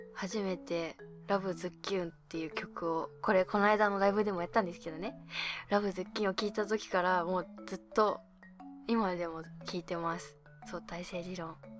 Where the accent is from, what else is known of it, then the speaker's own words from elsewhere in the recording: Abashiri, Hokkaido, Japan; 私、まあ、地元が北海道の網走市なんですけど